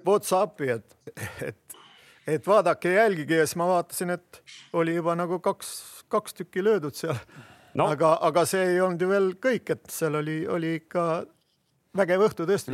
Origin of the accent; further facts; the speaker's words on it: Viljandi, Viljandi County, Estonia; ma olen Viljandist